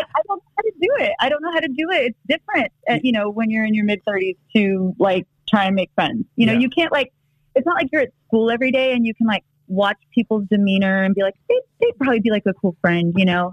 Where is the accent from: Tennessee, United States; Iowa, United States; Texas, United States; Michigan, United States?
Texas, United States; moved away; also born or lived in Los Angeles; I grew up in Texas